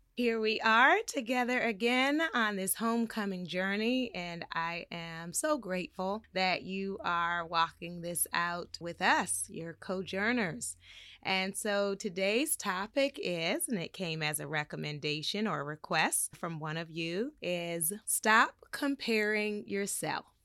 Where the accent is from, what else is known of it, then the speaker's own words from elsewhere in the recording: Baltimore, Maryland, United States; I grew up in Baltimore, Maryland